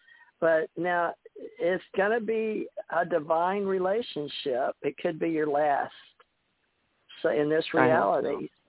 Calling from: Ohio, United States; I'm from Ohio.

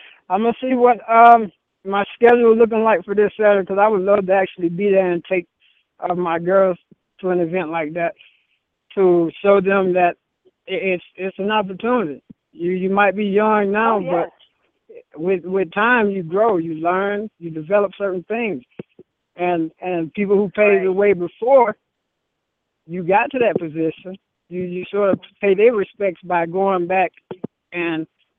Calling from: Las Vegas, Nevada, United States; I'm calling from Vegas.

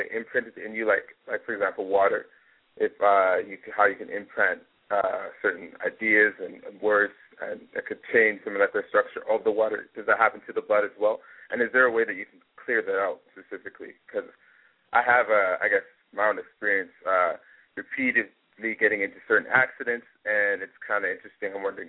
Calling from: Vancouver, British Columbia, Canada; I'm calling from Vancouver, Canada.

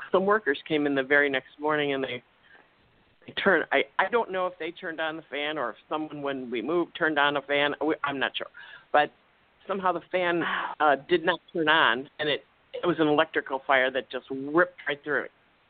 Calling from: Chicago, Illinois, United States; from the suburbs of Chicago.

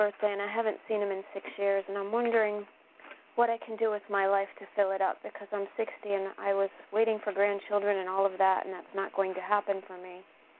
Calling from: Connecticut, United States; I'm calling from Connecticut.

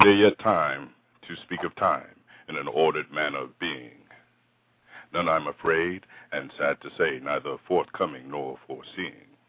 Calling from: Central Florida, United States; I'm calling from Central Florida

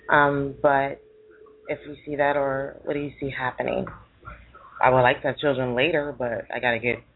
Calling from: Pennsylvania, United States

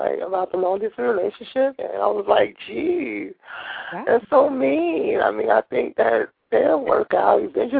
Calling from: California, United States; I'm calling from California.

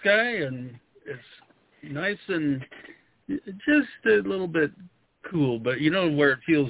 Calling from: Denver, Colorado, United States; Well, I'm outside of Denver, Colorado, a little ways.

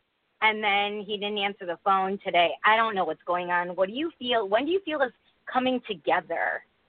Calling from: Connecticut, United States; I'm calling from Connecticut.

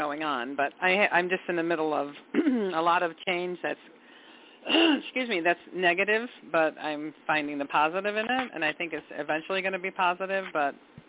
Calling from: Michigan, United States; I'm calling from Michigan.

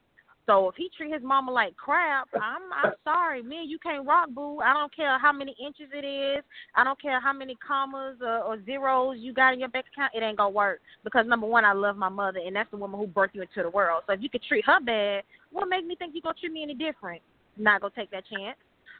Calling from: Atlanta, Georgia, United States; I'm calling from Atlanta.

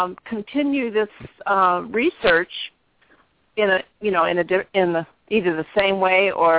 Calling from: Arizona, United States; I'm calling from Arizona.

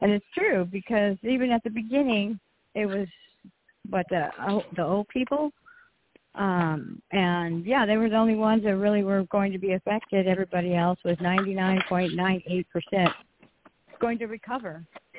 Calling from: California, United States; It's …, and I'm calling from California, so it's only 9:15 here.

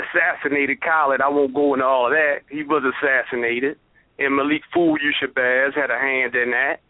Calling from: Aberdeen, Maryland, United States; I'm calling from Aberdeen, Maryland.

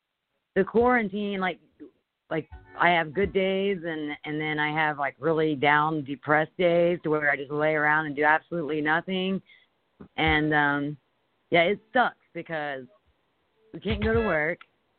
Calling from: Indiana, United States

